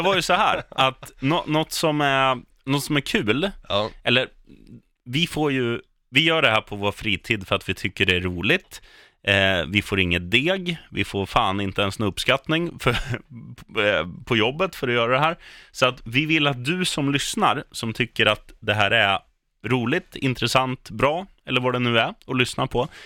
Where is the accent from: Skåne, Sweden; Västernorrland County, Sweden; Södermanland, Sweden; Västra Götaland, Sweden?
Södermanland, Sweden; Eskilstuna; moved away; jag är från Etuna